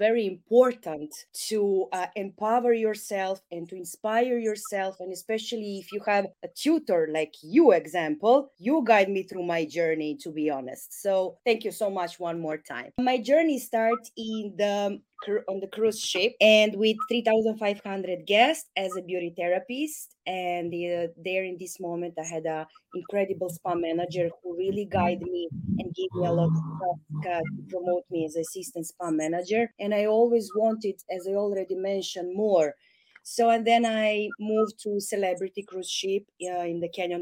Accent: Serbia; I'm all from Serbia

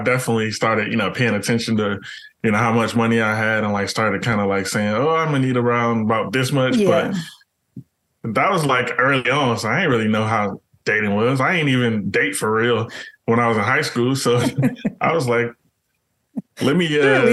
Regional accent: Enterprise, Alabama, United States; I'm from Enterprise

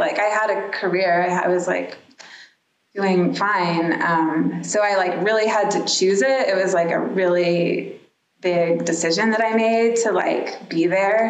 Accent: Dallas, Texas, United States; moved away; I grew up in Dallas, Texas

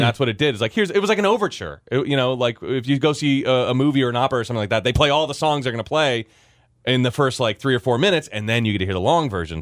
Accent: Virginia, United States; as a kid growing up in Virginia

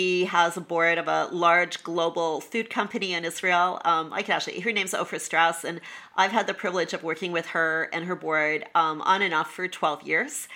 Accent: Canada; moved away as an adult; also born or lived in New York, United States; I'm Canadian originally, and I lived in Canada until I was 40 when I was transferred to New York

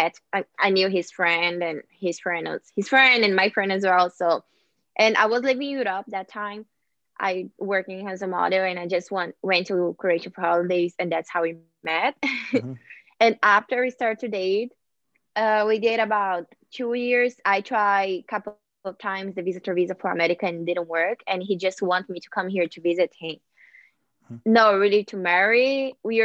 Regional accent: Brazil; English is a second language; moved away as an adult; now in United States; I'm from Brazil

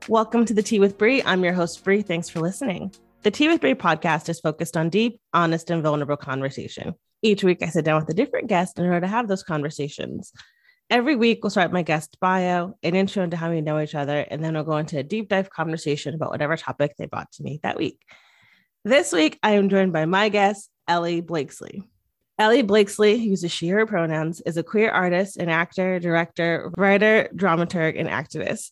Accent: Connecticut, United States; I grew up in Connecticut, which is right outside of New York

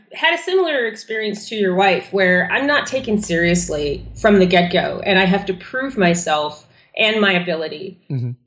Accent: Germany; moved away; I was born in Germany in the, you know, early 80s

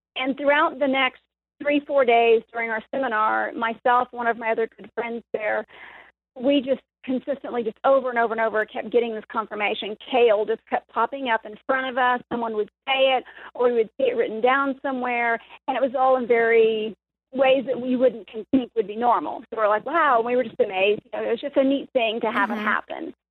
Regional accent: the Bible Belt, United States; we were raised almost in the Bible Belt

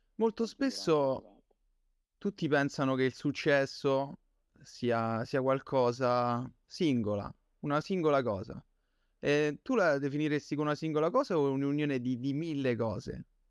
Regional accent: Campobasso, Molise, Italy; siamo concittadini

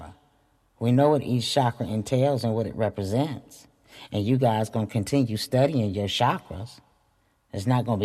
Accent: Flint, Michigan, United States; born or raised there

